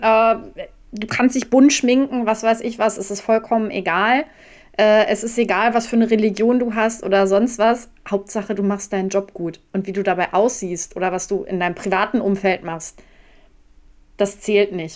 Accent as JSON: {"language": "German", "region": "North Rhine-Westphalia", "country": "Germany", "tie": "born or raised there", "moved": "yes", "lives_now": "Ruhr area, Germany", "said": "Ich äh, bin gar nicht so weit von dir entfernt aufgewachsen, also Ostwestfalen"}